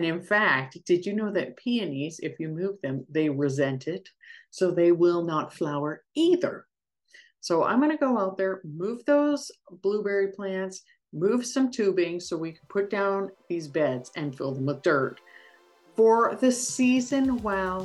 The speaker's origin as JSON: {"language": "English", "country": "Canada", "said": "as a Canadian, I say penalty box"}